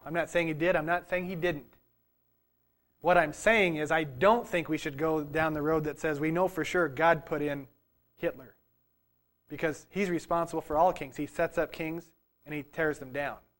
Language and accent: English; United States; As an American